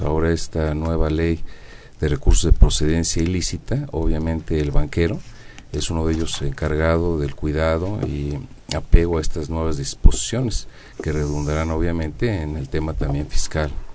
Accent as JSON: {"language": "Spanish", "country": "Mexico"}